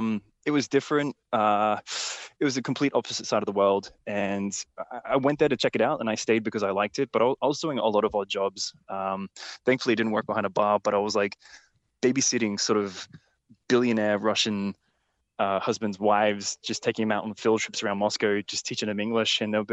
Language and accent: English; Brisbane, Queensland, Australia; From Brisbane, Australia.